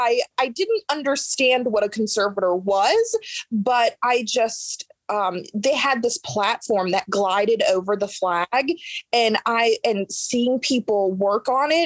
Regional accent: Yorktown, Virginia, United States; I am from Yorktown, Virginia originally, and Colonial Williamsburg is extremely close to me.

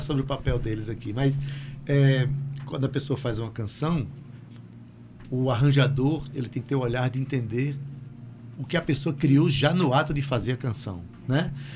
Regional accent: Itabaiana, Paraíba, Brazil; Como Sivuca, como Ratinho né, que são da minha cidade, Itabaiana

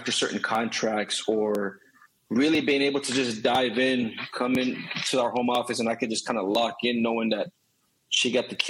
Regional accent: Boston, Massachusetts, United States; now in Florida, United States; We're from North Boston and there wasn't a lot of opportunity. So when we moved down to Florida, my father had to try to, you know, take care of the bills.

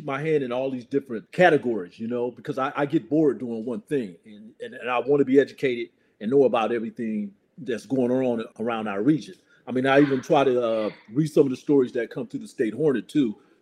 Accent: Champaign, Illinois, United States; moved away as an adult; also born or lived in Carbondale, Illinois; now in Sacramento, United States; I'm originally from Champaign, Illinois, but I've been living in Sacramento for almost 33 years

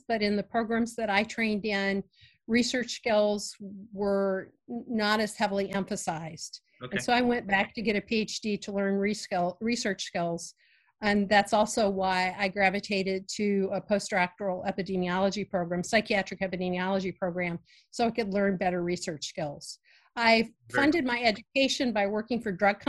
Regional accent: Virginia, United States; I grew up in Virginia and in a rural area

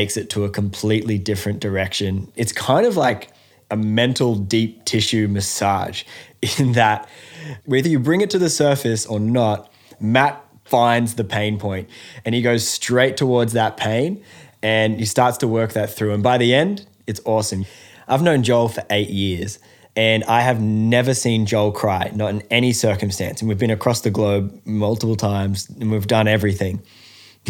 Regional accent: Australia

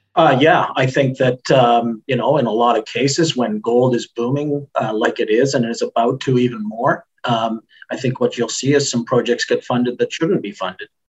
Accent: Canada; I'm Canadian.

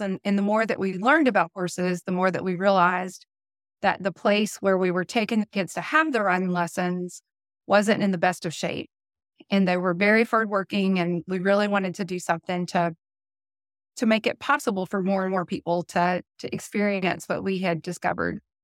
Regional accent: Birmingham, Alabama, United States; accent: southern; I was born in Birmingham, Alabama. I've lived here my entire life

